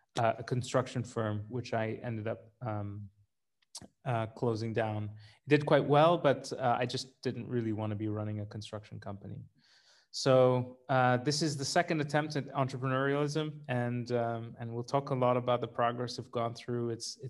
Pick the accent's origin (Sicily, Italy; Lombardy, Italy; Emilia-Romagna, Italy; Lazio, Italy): Lazio, Italy; Rome; moved away; also born or lived in Sri Lanka / Canada; I have a very long and complicated international history spanning my birthplace, which is Sri Lanka. I grew up in Rome, Italy, and I'm Canadian by passport.